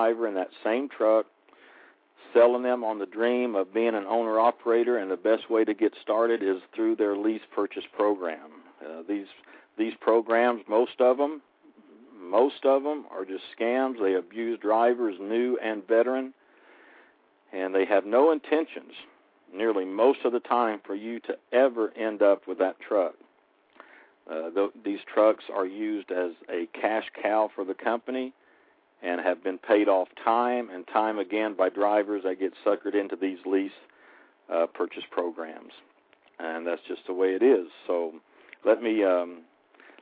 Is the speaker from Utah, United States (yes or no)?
no; Oklahoma, United States; my home state, Oklahoma